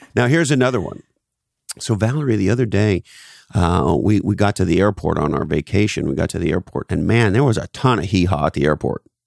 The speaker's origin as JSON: {"language": "English", "country": "Canada", "tie": "born or raised there", "said": "so I grew up in Canada, on the East Coast of Canada."}